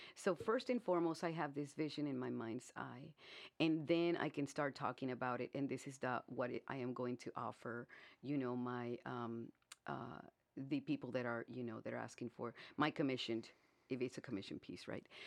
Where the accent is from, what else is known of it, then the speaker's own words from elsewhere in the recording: Brownsville, Texas, United States; moved away as an adult; now in Indianapolis, United States; I was born in, born and brought up in Brownsville, Texas. And, um, when I turned twenty, I moved here to Indianapolis